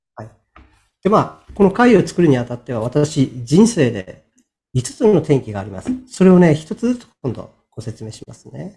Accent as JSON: {"language": "Japanese", "town": "Sapporo", "region": "Hokkaido", "country": "Japan", "tie": "born or raised there", "said": "地元の北海道札幌市のですね、出版社に"}